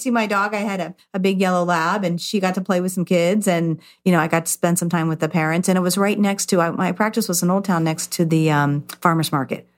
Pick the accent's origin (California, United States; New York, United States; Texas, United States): California, United States; I grew up in California